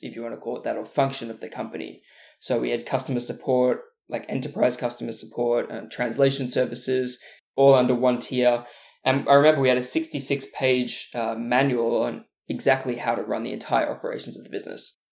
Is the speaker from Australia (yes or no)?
yes; Australia; moved away as an adult; also born or lived in Burleigh Heads; now in Los Angeles, United States; I'm from Australia, in case you can't hear with the accent, but normally live in Los Angeles